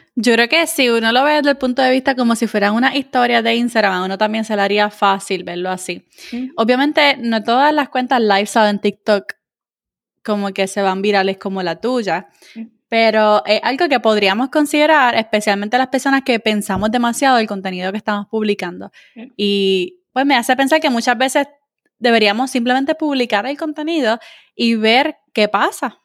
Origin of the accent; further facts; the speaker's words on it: Puerto Rico; now in United States; puertorriqueño sí habla tirado, tú sabes, como que nosotros somos el, slang de, Latinoamérica, nosotros somos los que hablamos tiradito